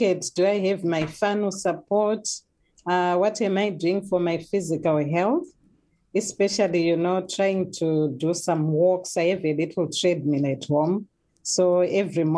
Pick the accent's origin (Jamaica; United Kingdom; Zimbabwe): Zimbabwe; moved away as an adult; now in New Zealand; I'm originally from Zimbabwe.